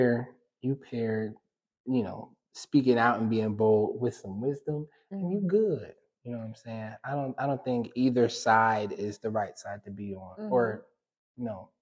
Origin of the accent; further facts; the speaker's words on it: Detroit, Michigan, United States; also born or lived in Southfield / Farmington Hills; I grew up on Detroit's West Side